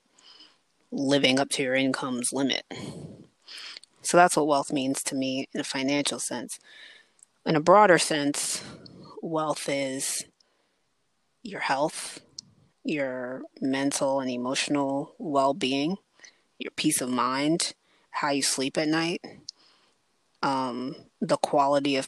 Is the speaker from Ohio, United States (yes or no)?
no; Prince George's County, Maryland, United States; I'm from Prince George's County